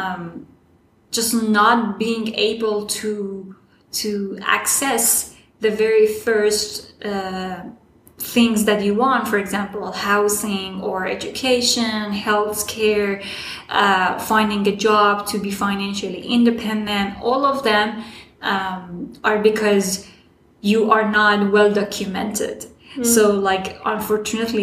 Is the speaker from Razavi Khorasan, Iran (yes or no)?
yes; Mashhad, Razavi Khorasan, Iran; accent: Iranian; English is a second language; moved away as an adult; also born or lived in Herat, Afghanistan / Berlin, Germany; now in United States; I was born in Iran, so my accent was Iranian.